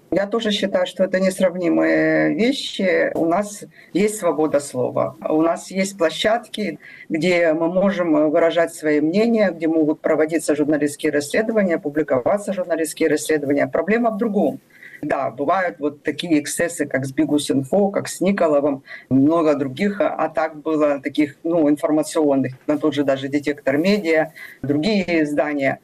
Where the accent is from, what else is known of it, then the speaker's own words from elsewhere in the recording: Vladivostok, Primorsky Krai, Russia; now in Ukraine; я родилась в Владивостоке